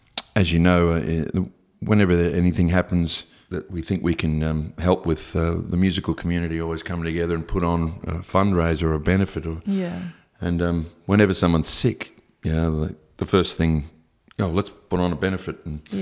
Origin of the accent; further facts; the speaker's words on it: Brisbane, Queensland, Australia; now in Sydney, Australia; growing up in Brisbane, if you were a little bit different walking down the street, people would just yell at you or spit at you from cars.